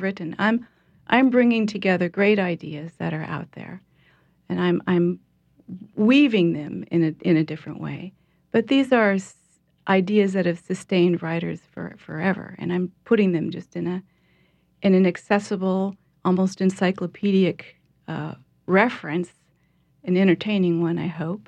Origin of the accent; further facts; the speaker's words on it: Portland, Oregon, United States; moved away as an adult; now in New Orleans, United States; I'm from Portland, Oregon